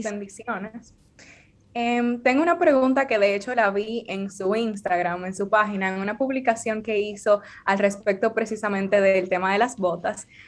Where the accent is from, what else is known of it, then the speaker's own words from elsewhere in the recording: Dominican Republic; como dominicana